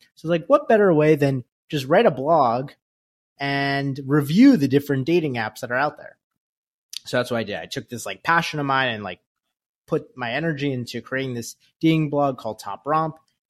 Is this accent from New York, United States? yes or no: yes; New York, United States; I grew up in Westchester, New York. Went to college at Syracuse University.